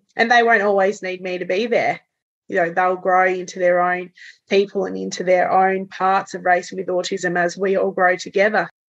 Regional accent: Tasmania, Australia; also born or lived in Canada; we're talking in Tasmania, uh, we're, we're, not a massive place

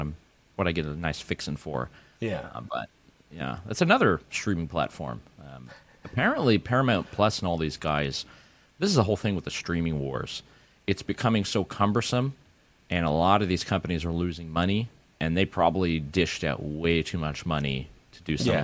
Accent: Canada; And I am Canadian.

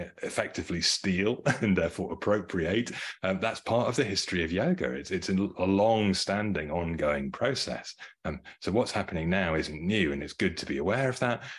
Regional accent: United Kingdom; I grew up in the United Kingdom.

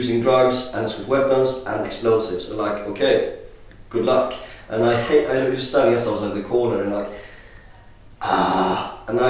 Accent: Sweden; now in London, United Kingdom; I'm from Sweden.

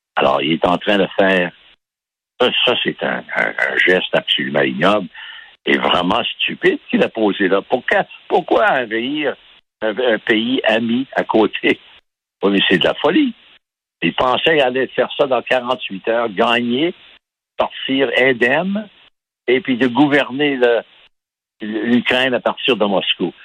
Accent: Baie-Comeau, Quebec, Canada; je suis né à Bécomo

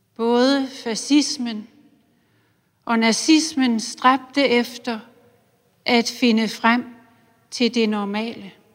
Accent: Silkeborg, Central Denmark Region, Denmark; Silkeborg, hvor jeg voksede op.

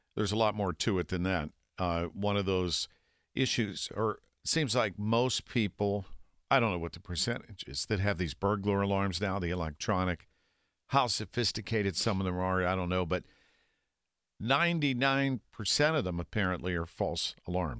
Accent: Millvale, Pennsylvania, United States; I'm from Millville, down the river

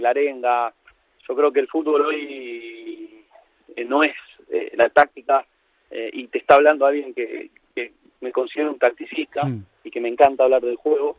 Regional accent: Argentina; moved away; soy un argentino en exilio que está en Argentina en estos momentos

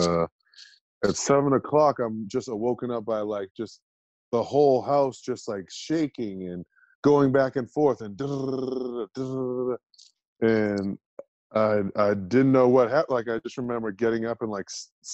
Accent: East Coast, United States; moved away as an adult; also born or lived in Methuen, Massachusetts; now in Salt Lake City, United States; I'm from the East Coast

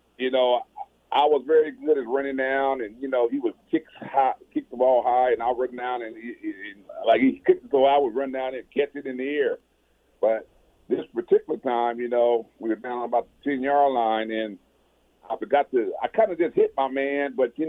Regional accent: Pasadena, California, United States; being that I was from Pasadena and I played a lot of my ball, you know, my championship games in the Rose Bowl.

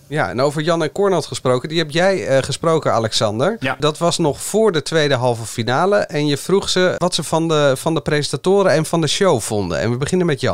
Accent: Netherlands; wij Nederlanders

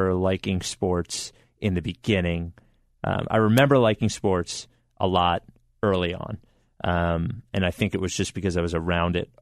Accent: Brookhaven, Pennsylvania, United States; also born or lived in Glen Mills, Pennsylvania / Chicago; now in Philadelphia, United States; I grew up in Delaware County in Brookhaven, and then I moved to Glen Mills

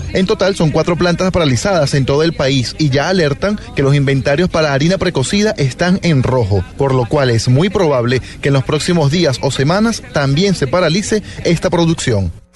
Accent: Venezuela; also born or lived in Caracas; soy venezolano y, vivo en Caracas y vivo en este país

